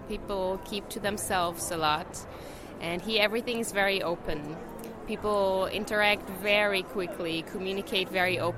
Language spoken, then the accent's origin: English; Germany; moved away as an adult; now in Netherlands; I'm from Germany.